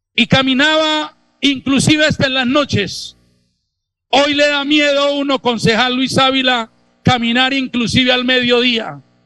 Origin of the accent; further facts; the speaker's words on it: Bucaramanga, Santander, Colombia; Soy nacido en Bucaramanga